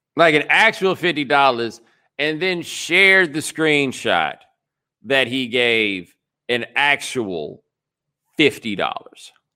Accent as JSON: {"language": "English", "region": "Texas", "country": "United States", "said": "I am from Texas"}